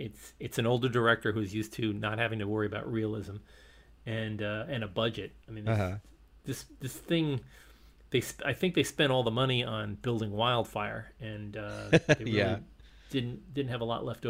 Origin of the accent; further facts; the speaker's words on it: Elizabeth, New Jersey, United States; I grew up in Elizabeth, New Jersey, just south of Newark